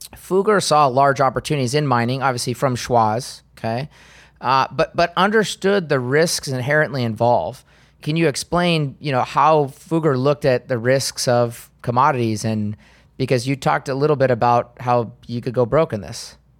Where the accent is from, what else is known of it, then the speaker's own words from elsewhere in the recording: United States; as an American